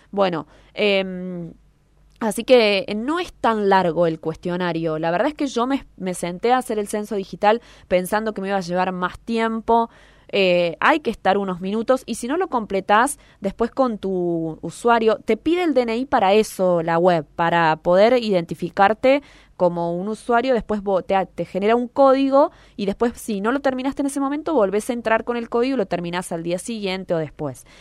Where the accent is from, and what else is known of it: Argentina